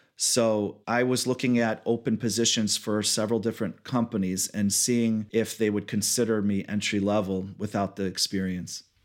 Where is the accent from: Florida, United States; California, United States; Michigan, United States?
Michigan, United States; Southfield; I was born and raised in Michigan, Southfield area, near Oak Park